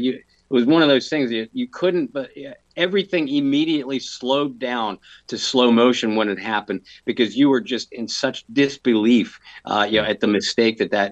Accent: United States; because I grew up near Lake Erie

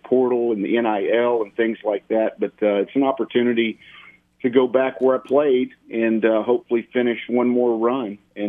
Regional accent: Southwest Louisiana, United States; moved away as an adult; I was very happy in the job I was doing here at McNeese, my hometown in Southwest Louisiana

